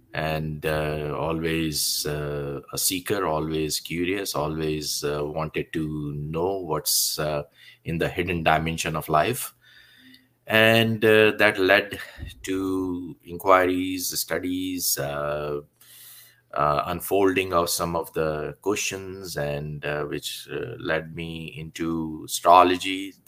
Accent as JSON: {"language": "English", "country": "India", "tie": "born or raised there", "second_language": "English", "moved": "yes", "lives_now": "Canada", "said": "I was born in India, and born in a family where the environment was quite spiritual, not so religious, but spiritual environment."}